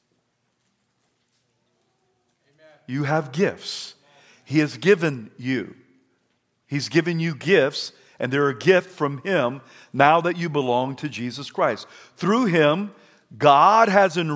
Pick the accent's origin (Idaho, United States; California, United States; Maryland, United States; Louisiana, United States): Idaho, United States; I'm from Idaho